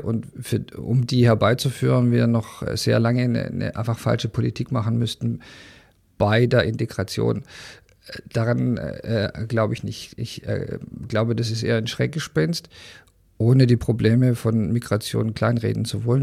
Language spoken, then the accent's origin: German; Germany; als Deutscher